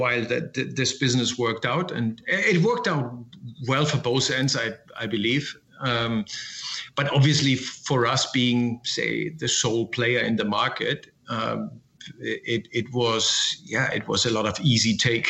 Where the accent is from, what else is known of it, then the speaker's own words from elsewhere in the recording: Essen, North Rhine-Westphalia, Germany; now in Hamburg, Germany; In Essen, which is in the Ruhr Valley.